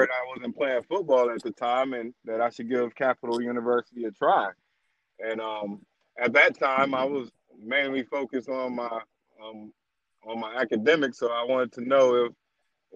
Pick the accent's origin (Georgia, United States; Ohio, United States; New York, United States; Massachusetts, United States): Ohio, United States; Cleveland; moved away as an adult; also born or lived in Whitehall, Ohio / Scottsdale, Arizona; now in Florida, United States; as a kid growing up in Cleveland, Ohio